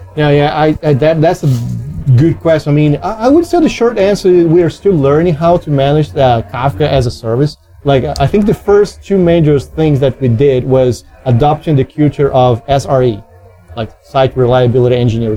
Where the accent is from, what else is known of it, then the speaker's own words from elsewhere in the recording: Brazil; I'm from Brazil